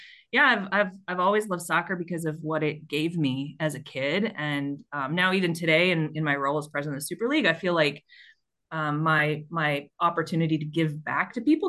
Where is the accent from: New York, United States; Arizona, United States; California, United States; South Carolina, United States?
Arizona, United States; Tucson; I'm from Tucson, Arizona. Well, that's where I grew up